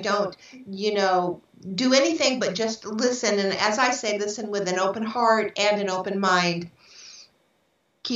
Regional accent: San Francisco, California, United States; I was born in San Francisco in 1954, July 6, 1954.

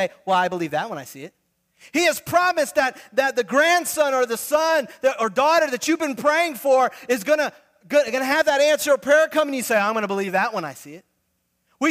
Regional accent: Fort Lauderdale, Florida, United States; I grew up, my dad pastors in Fort Lauderdale

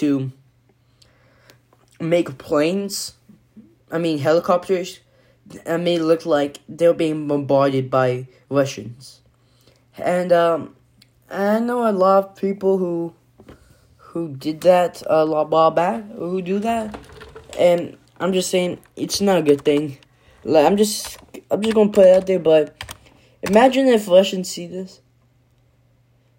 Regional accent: United States; my hometown, in the U.S.

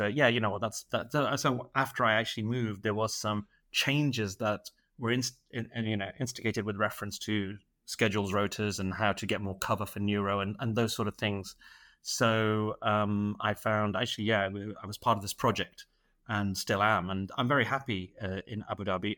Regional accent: Manchester, North West England, United Kingdom; moved away as an adult; now in Dubai, United Arab Emirates; originally I'm from Manchester. I did my, uh, medical school and training in Manchester, and, uh, I moved to the Middle East, uh, in twenty eighteen

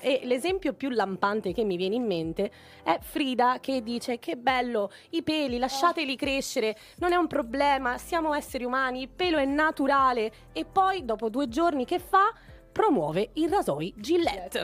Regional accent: Venice, Veneto, Italy; also born or lived in Naples; sono una pulegna, sono di Napoli, sono cresciuta però a Venezia

